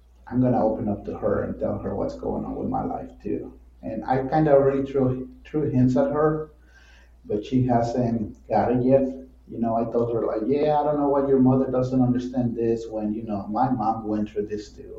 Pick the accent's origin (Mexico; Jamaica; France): Mexico; also born or lived in Midwest, United States; now in United States; I was actually born and raised in Mexico